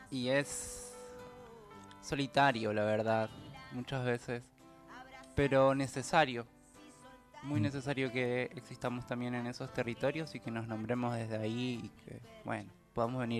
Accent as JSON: {"language": "Spanish", "town": "El Dorado", "region": "Misiones", "country": "Argentina", "said": "De Misiones. Del Dorado Misiones."}